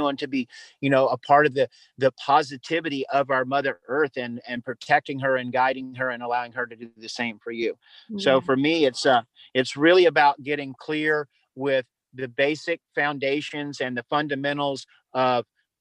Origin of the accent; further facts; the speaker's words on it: the South, United States; I was raised in the South